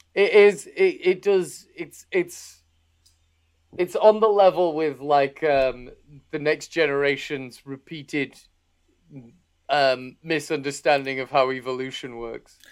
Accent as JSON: {"language": "English", "town": "Harrogate", "region": "Yorkshire and the Humber", "country": "United Kingdom", "said": "I'm from, I'm from Harrogate."}